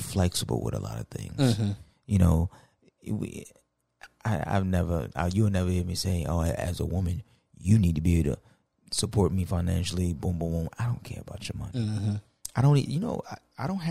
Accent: United States; I'm American.

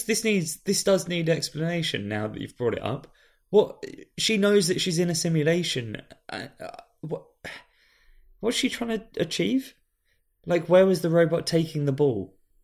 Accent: United Kingdom; we're British.

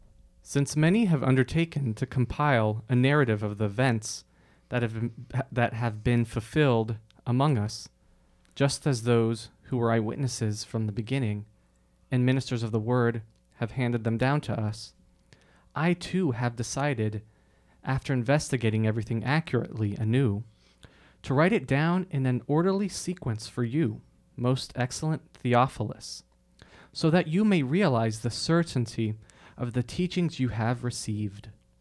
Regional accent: Wilmington, North Carolina, United States; I grew up in Wilmington, North Carolina.

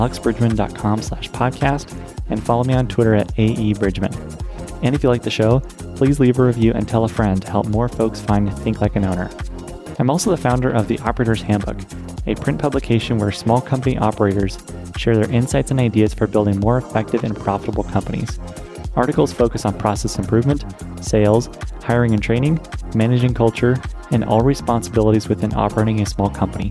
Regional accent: Pittsburgh, Pennsylvania, United States; I'm from Pittsburgh

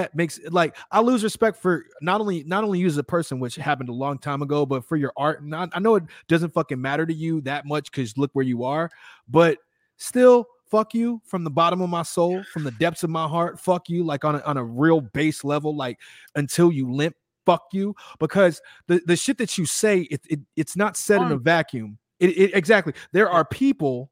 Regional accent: Chicago, Illinois, United States; also born or lived in Houston, Texas / Austin, Texas; now in Los Angeles, United States; I'm from Chicago

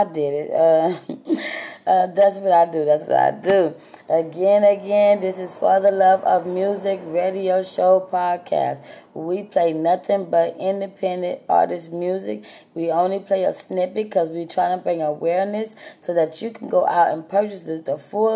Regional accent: Texas, United States; I'm from Texas

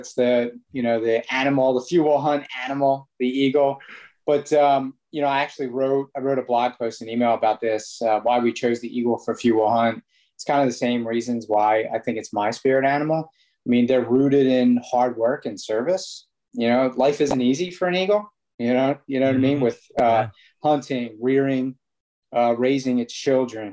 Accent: Philadelphia, Pennsylvania, United States; we're from Philly

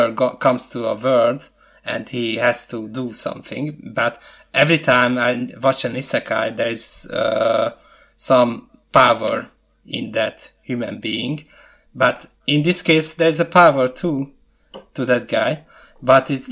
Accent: Hungary; English is a second language; I'm from Hungary

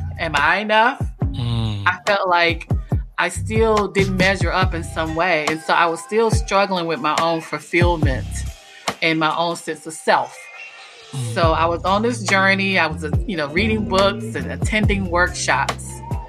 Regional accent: North Carolina, United States; now in Washington, United States; But I was raised in a small town in North Carolina. So that's where you get the urban and the Southern from, right?

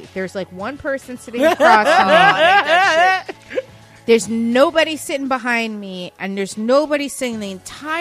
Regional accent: New York, United States; I'm from New York, but like I'm from a little bit northern, so I'm not like a necessarily like a New York City person.

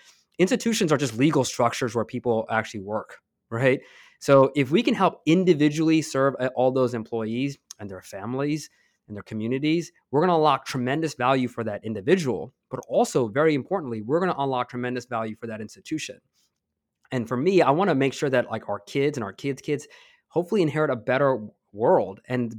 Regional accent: East Coast, United States; I grew up on the East Coast, and my parents came here when I was 5, and I grew up in a blue-collar family.

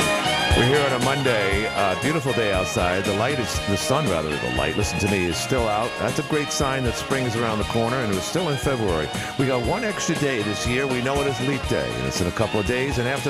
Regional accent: New York City, New York, United States; I'm from Queens.

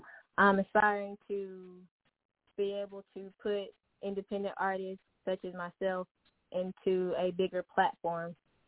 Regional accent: Villa Rica, Georgia, United States; I'm from Villarica, Georgia.

